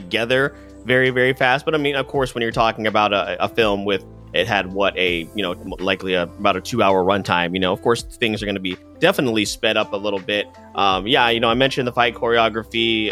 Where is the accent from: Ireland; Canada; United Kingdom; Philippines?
Philippines; me being Filipino